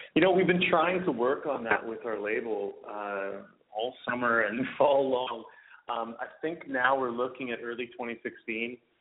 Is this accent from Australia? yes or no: no; Vancouver, British Columbia, Canada; Vancouver, my hometown here is such an amazing uh culinary city